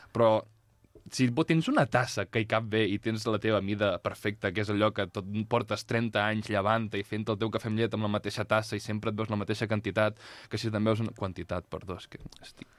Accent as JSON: {"language": "Catalan", "region": "Catalonia", "country": "Spain", "said": "com a català"}